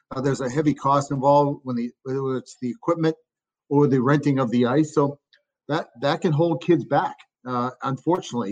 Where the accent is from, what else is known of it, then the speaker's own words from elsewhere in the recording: Chelmsford, Massachusetts, United States; now in Pittsburgh, United States; my hometown. It's a small town, about 30,000 people, a little northwest of the city of Boston, Chelmsford, Mass